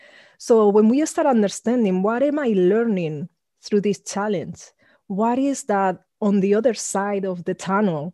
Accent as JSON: {"language": "English", "country": "Spain", "tie": "born or raised there", "said": "I grew up in Spain, being the only Black person around that I met until I was 13, about to turn 14"}